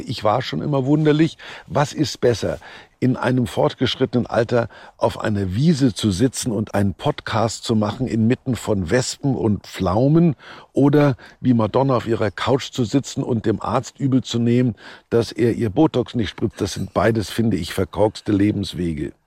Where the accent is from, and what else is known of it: Kulmbach, Bavaria, Germany; born or raised there